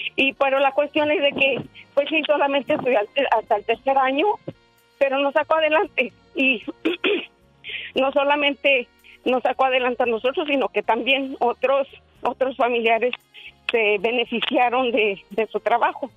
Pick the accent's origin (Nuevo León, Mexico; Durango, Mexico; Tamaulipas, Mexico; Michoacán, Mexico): Durango, Mexico; somos originarios de Durango